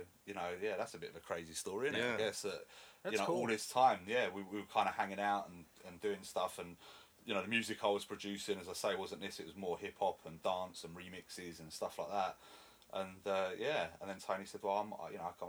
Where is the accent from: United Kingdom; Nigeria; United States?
United Kingdom; London; moved away as an adult; now in Newquay, United Kingdom; I'm from North London, hence the accent.